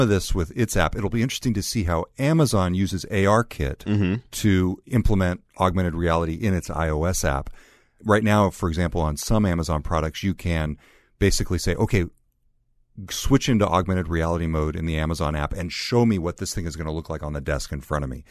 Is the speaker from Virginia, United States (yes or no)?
no; California, United States; accent: California; my original California accent